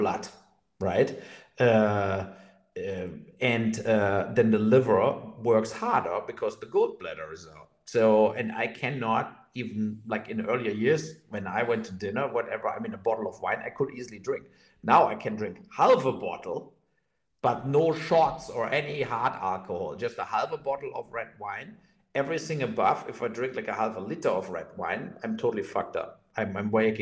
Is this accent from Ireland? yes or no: no; Mainz, Rhineland-Palatinate, Germany; in Mainz in my hometown